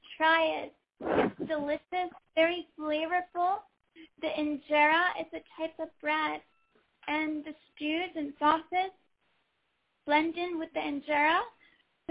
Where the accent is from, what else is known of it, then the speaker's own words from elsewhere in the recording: Oakland, California, United States; I grew up in Oakland, California. I went away for college and law school, but then came back